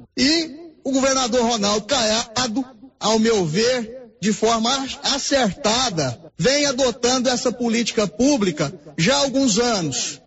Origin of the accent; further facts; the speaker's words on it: Estrada de Ferro region, Goiás, Brazil; nós que somos da região da Estrada de Ferro